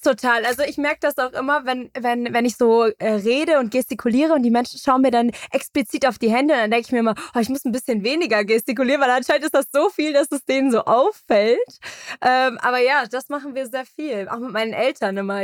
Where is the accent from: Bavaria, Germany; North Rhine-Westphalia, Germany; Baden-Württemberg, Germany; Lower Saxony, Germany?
Bavaria, Germany; Munich; Ich bin groß geworden in München